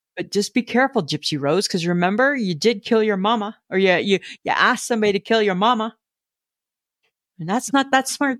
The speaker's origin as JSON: {"language": "English", "region": "Southern Ontario", "country": "Canada", "tie": "born or raised there", "also_born_or_lived": "Manitoba", "moved": "as an adult", "said": "I grew up in Ontario"}